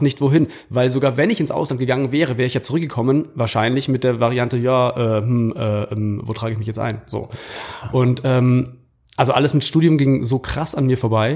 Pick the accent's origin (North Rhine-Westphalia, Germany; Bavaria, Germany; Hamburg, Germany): Bavaria, Germany; Munich; kommend aus München oder aus Bayern